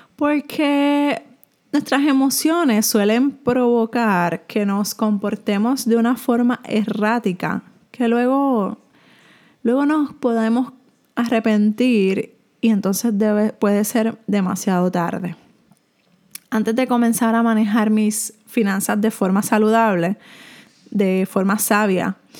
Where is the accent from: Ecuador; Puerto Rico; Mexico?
Puerto Rico; soy de Puerto Rico